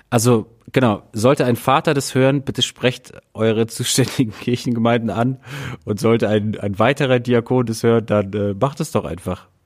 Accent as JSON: {"language": "German", "town": "Athens", "region": "Attica", "country": "Greece", "tie": "born or raised there", "said": "also ich bin in Griechenland aufgewachsen, in Athen"}